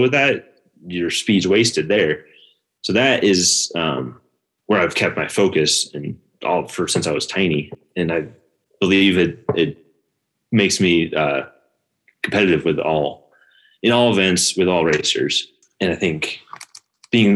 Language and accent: English; Bend, Oregon, United States; also born or lived in New Hampshire / Vermont; After 6 months or so, we moved to Oregon